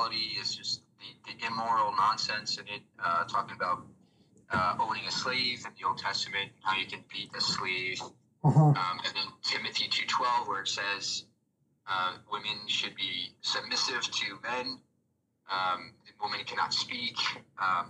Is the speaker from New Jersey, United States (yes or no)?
yes; New Jersey, United States; now in Florida, United States; I grew up in New Jersey